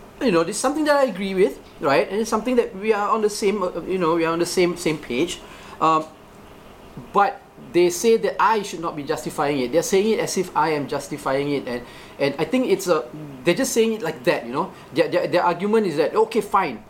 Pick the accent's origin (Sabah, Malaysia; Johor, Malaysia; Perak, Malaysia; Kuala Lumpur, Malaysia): Johor, Malaysia; I grew up in Johor